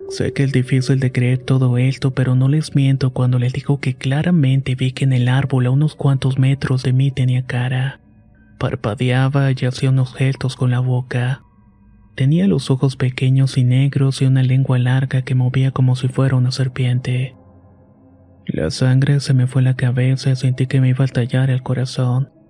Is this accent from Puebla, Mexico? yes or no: yes; Puebla, Mexico; Yo soy originario de Puebla y vivo en la ciudad, por lo que me sorprendió mucho este contraste.